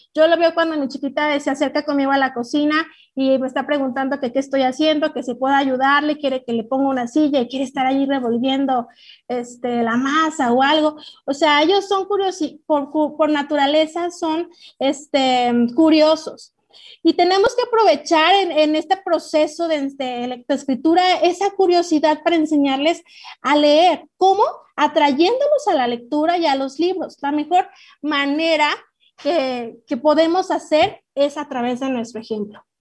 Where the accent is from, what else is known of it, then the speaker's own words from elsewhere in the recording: Mexico; como mexicanos y como papás y como maestros